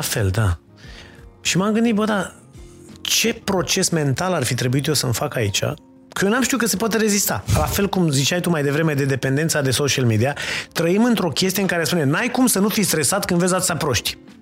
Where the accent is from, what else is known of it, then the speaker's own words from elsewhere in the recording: Romania; noi ca români